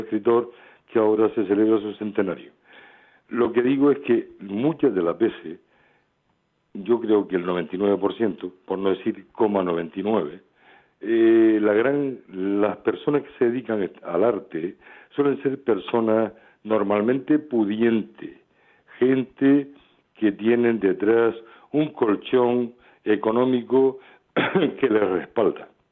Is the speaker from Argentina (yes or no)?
no; Canary Islands, Spain; en mi tierra